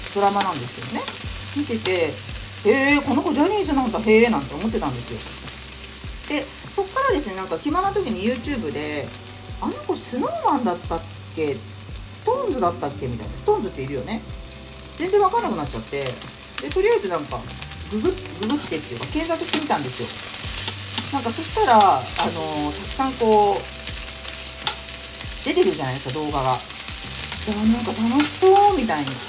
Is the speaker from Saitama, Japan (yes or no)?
no; Tokyo, Japan; 東京に住んでおりましたので東京出身なんでね